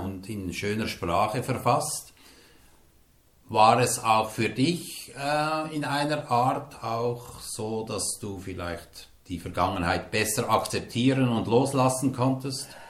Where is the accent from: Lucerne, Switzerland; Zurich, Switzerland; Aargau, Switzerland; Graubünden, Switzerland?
Lucerne, Switzerland; Hildisrieden; in meinen Geburtsort gekommen, nach Hildisrieden